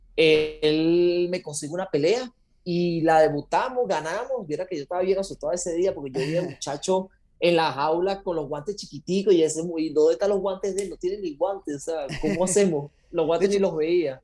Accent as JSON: {"language": "Spanish", "country": "Venezuela", "tie": "born or raised there", "moved": "as an adult", "lives_now": "Costa Rica", "said": "soy venezolano, nacido en Venezuela. Hace ya 12 años me vine a Costa Rica junto con mi padre"}